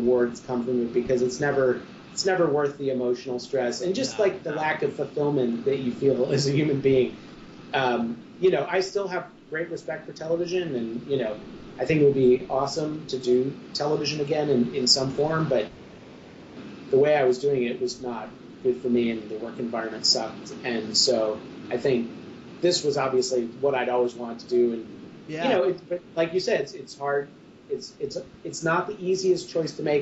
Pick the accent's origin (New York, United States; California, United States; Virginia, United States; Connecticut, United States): New York, United States; Central; moved away; I grew up in Central New York